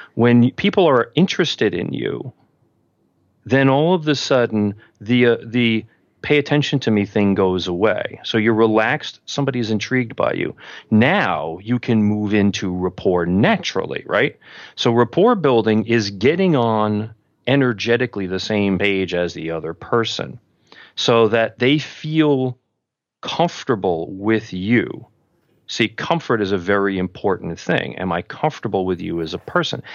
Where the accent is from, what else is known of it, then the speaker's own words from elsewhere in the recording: New York City, New York, United States; I grew up in Queens